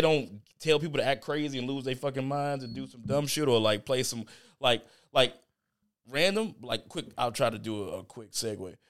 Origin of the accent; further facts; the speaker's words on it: Chicago, Illinois, United States; I'm from Chicago